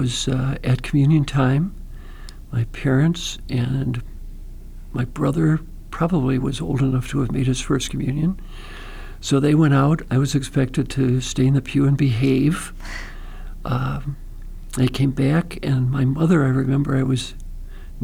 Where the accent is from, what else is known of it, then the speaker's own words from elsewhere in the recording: Pontiac, Michigan, United States; I grew up in Pontiac, Michigan